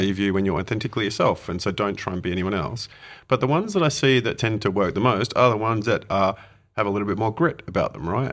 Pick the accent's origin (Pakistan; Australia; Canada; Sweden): Australia; also born or lived in United Kingdom; now in Wellington, New Zealand; I'm an Aussie who moved from the U K here